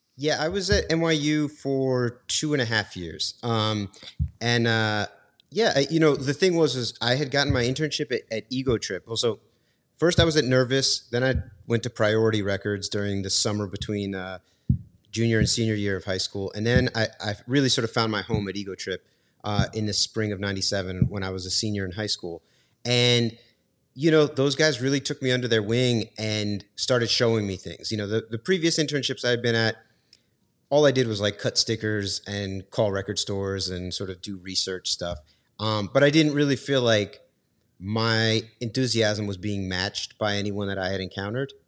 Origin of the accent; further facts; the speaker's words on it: New York, United States; I, I grew up in New York. My, my mom moved there, um, when I was five years old